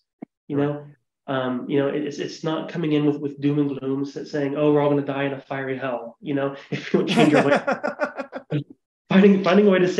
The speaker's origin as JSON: {"language": "English", "region": "Ohio", "country": "United States", "tie": "born or raised there", "moved": "yes", "lives_now": "Montana, United States", "said": "I'm a white guy from Ohio. You know, I'm born and raised in Ohio, I live in Montana"}